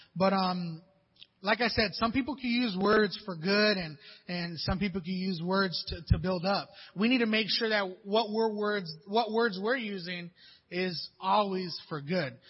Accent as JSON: {"language": "English", "town": "Pomona", "region": "California", "country": "United States", "tie": "born or raised there", "said": "I grew up in Pomona, you know, a little rough little area out there, Pomona, California"}